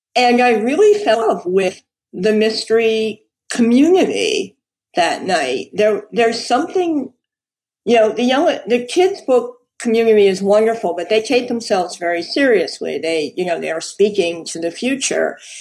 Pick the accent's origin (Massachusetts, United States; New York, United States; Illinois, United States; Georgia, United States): New York, United States; New York City; I was born in New York. I've always lived in New York